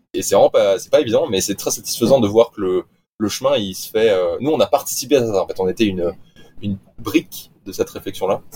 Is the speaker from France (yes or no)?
yes; Nice, Provence-Alpes-Côte d'Azur, France; moved away; je suis, je suis niçois. Donc, en soi, je viens. j'ai grandi au bord de la mer